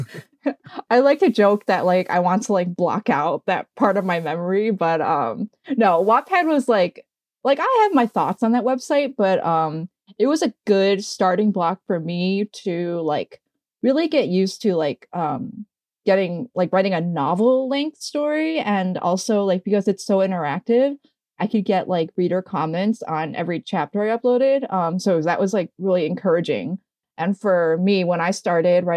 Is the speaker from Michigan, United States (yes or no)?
yes; Michigan, United States; also born or lived in Flint, Michigan / Metro Detroit / New York City; I grew up in Michigan. So I was born in Flint. And then I moved to another area in the Metro Detroit area